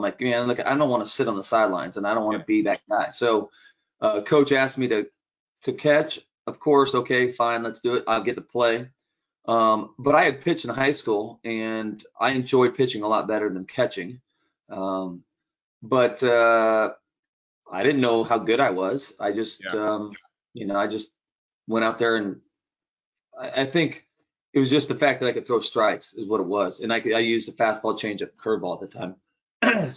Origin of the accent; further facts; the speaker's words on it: Sunnyvale, California, United States; I grew up in California, just south of San Francisco, actually in Sunnyvale, California, which is the Bay Area, Silicon Valley